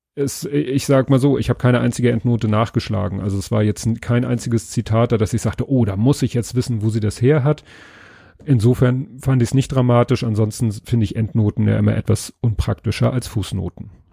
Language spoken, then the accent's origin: German; Northern Germany, Germany; als Norddeutscher